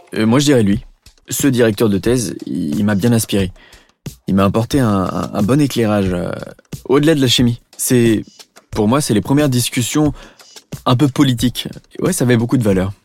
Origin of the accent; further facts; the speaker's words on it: Beaujolais, Auvergne-Rhône-Alpes, France; also born or lived in Compiègne; Je suis né à Compiègne et j'ai grandi dans le Beaujolais